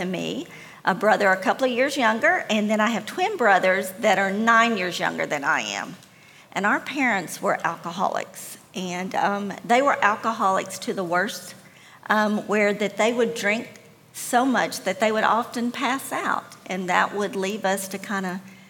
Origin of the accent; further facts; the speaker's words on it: Tennessee, United States; I actually grew up in Middle Tennessee, but I couldn't call one place home because my family moved a lot.